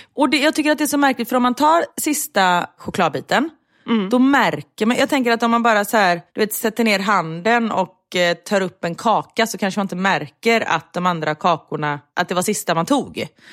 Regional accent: Gothenburg, Västra Götaland, Sweden; vi är ändå göteborgare

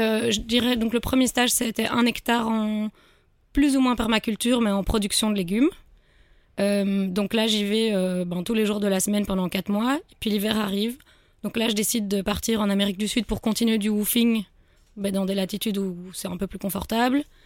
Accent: Brussels, Brussels-Capital Region, Belgium; je suis bruxelloise donc je cherchais autour de Bruxelles

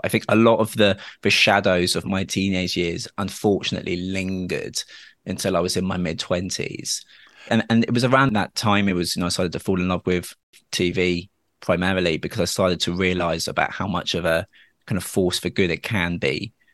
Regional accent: Dorset, South West England, United Kingdom; I grew up in Dorset, where, unfortunately, I was quite kind of badly homophobically bullied at school

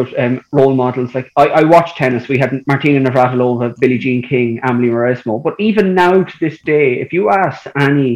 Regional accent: Slane, Leinster, Ireland; I grew up in Slane in County Meath and played Gaelic from the age of 7 and tennis

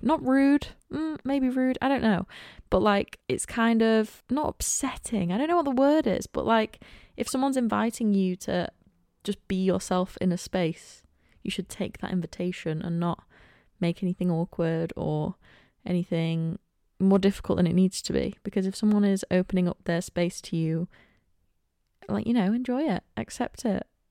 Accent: Cleethorpes, Yorkshire and the Humber, United Kingdom; also born or lived in Manchester; I was born and raised in Cleethorpes. I have been here for the entire twenty-one years of my life.

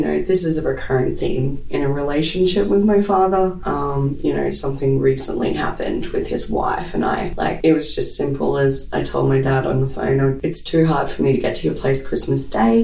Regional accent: Brisbane, Queensland, Australia; born and bred in Brisbane

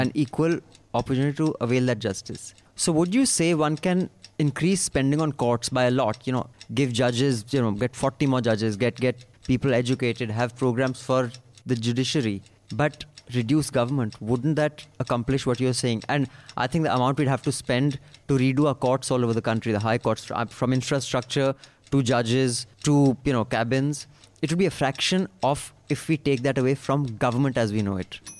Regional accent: India; we're both Indian

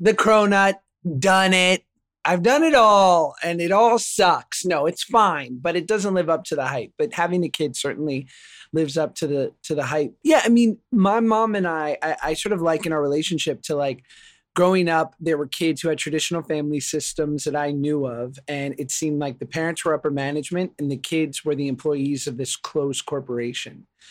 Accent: New York, United States; I grew up in New York

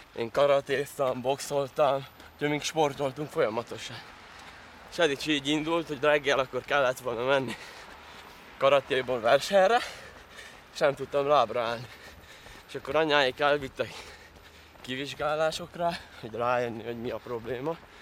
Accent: Tallós, Trnava Region, Slovakia; Tallóson születtem, hát jó, jó rész magyar lakta település ez, hogyha még mi megmaradtunk magyarok

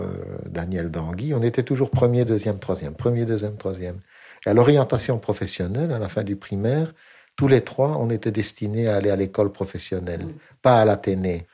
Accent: Flémalle, Wallonia, Belgium; je suis né en Belgique

